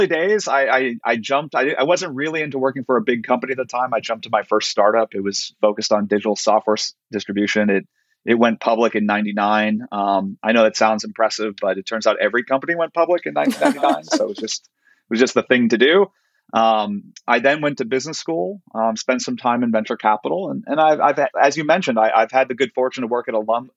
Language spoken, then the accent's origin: English; Silicon Valley, California, United States; I grew up in Silicon Valley.